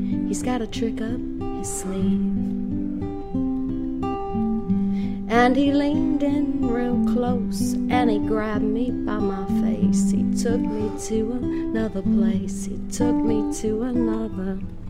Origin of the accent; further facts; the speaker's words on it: Cajun, Louisiana, United States; I'm Cajun